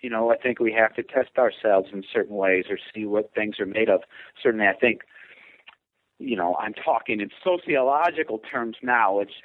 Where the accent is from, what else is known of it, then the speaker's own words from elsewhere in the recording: Hazel Crest, Illinois, United States; moved away as an adult; also born or lived in Chicago, United States; now in Boise, United States; I'm from Hazel Crest, which is in the Southland area of Chicago